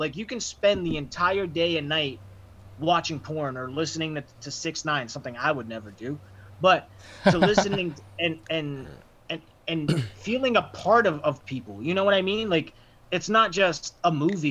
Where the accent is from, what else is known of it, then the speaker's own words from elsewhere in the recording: Framingham, Massachusetts, United States; I'm from Framingham